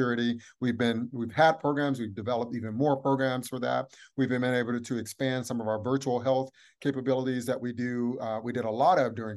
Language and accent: English; Atlanta, Georgia, United States; I'm from Atlanta, born and raised